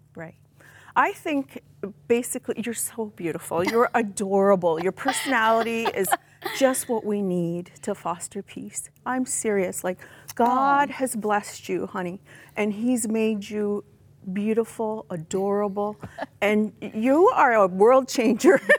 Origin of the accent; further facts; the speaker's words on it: Six Nations of the Grand River, Ontario, Canada; growing up on Six Nations, it's an indigenous reserve, I was not taught my language or my culture